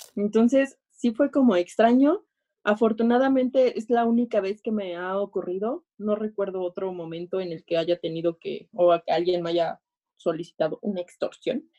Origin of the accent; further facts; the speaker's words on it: State of Mexico, Mexico; como buena mexiquense